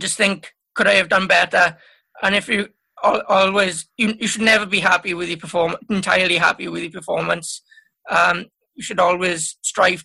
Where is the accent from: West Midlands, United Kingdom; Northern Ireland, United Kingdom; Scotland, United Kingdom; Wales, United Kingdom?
Wales, United Kingdom; being Welsh is the main priority